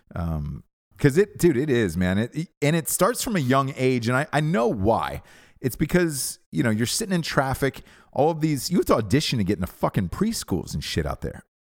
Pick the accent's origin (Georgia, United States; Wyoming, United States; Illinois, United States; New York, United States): Georgia, United States; moved away; also born or lived in Los Angeles; I'm from Georgia originally